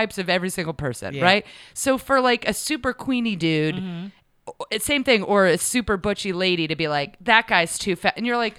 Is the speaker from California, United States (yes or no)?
no; Rhode Island, United States; born or raised there; also born or lived in New York / Manhattan; now in Los Angeles, United States